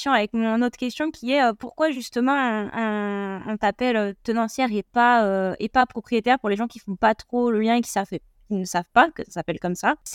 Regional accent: Montpellier, Occitania, France; moi, je suis de Montpellier, du coup.

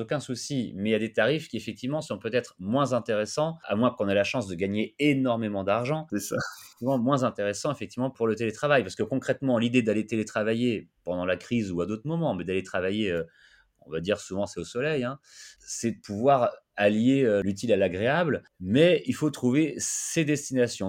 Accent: France; chez nous en France

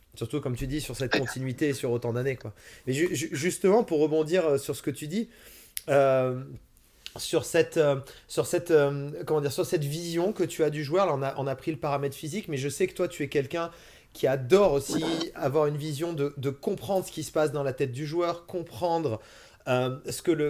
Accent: France; en tant que Français

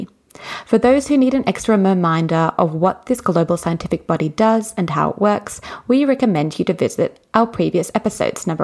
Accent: Australia; I'm from Australia

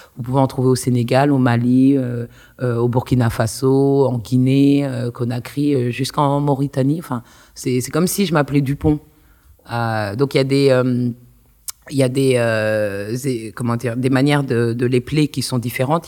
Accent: Le Kremlin-Bicêtre, Île-de-France, France; moved away; also born or lived in Paris / New York; j'ai grandi au Kremlin. Je suis allée maternelle, primaire, collège et lycée au Kremlin

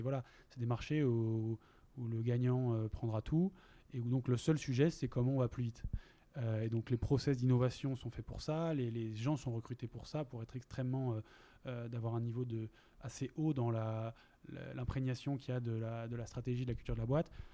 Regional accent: Lille, Hauts-de-France, France; moved away as an adult; also born or lived in Compiègne; now in Basque Country, France; je viens de Lille

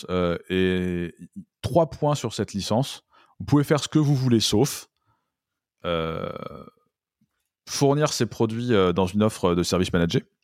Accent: France; c'est un anglicisme qu'on a tendance à faire assez facilement en tant que français

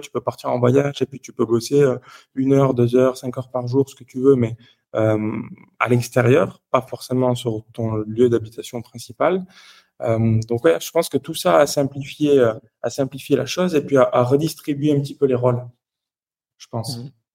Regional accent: Toulouse, Occitania, France; moved away as an adult; now in Geneva, Switzerland; je suis originaire du sud de la France, donc je viens de Toulouse à la base. Et puis aujourd'hui, je vis à Genève, donc depuis six ans et demi aujourd'hui.

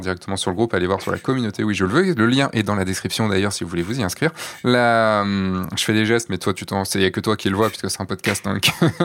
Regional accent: Brittany, France; moi, je suis breton, quand même

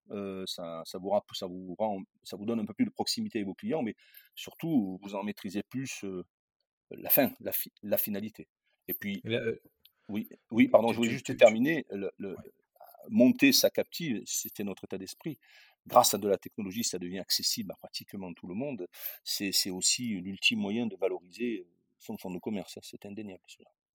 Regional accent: Châteauneuf-du-Pape, Provence-Alpes-Côte d'Azur, France; moved away; je suis, du sud de la France, je suis né à Châteauneuf-du-Pape, hein, à Avignon.

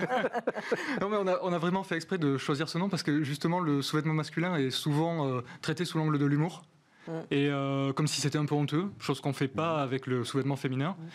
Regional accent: Gers, Occitania, France; moi je suis du Gers

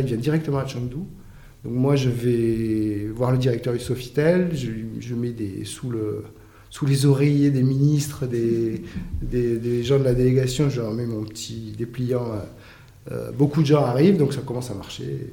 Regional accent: Argelès-Gazost, Occitania, France; moved away; je suis un jeune bigourdin parce que il se trouve que quand j'ai grandi à Argelès

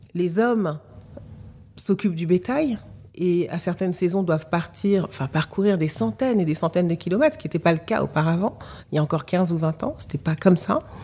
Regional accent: France; also born or lived in Mali; je n'ai pas grandi là-bas, que j'ai grandi en France

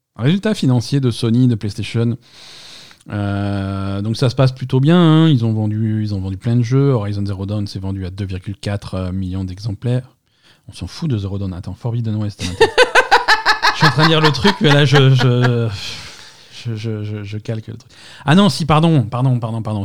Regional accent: France; chez nous en France

